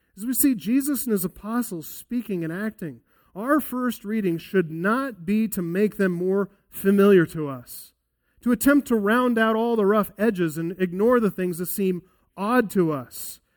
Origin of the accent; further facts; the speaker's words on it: United States; As American evangelicals